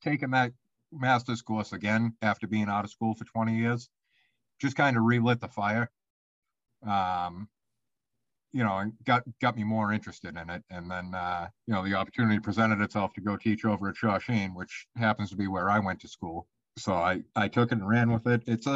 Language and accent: English; Boston, Massachusetts, United States; accent: Boston; my nice Boston accent